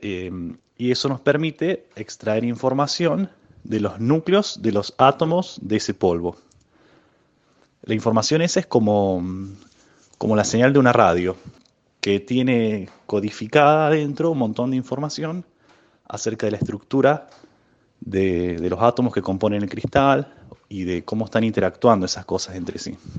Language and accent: Spanish; Córdoba, Argentina; now in Bariloche, Argentina; Yo nací en Córdoba capital, pero ahora estoy viviendo en Bariloche